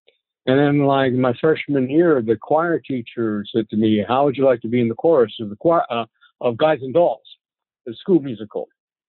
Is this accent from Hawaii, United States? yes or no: yes; Honolulu, Hawaii, United States; moved away; I grew up in Honolulu, Hawaii.